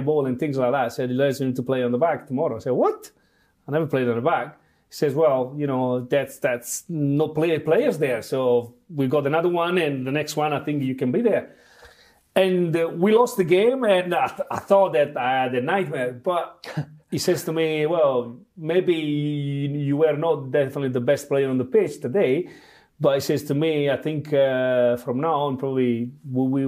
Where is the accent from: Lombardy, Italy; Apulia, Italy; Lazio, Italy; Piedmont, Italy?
Apulia, Italy; Bari; English is a second language; moved away as an adult; that is my hometown. It's love forever. And my family is still there.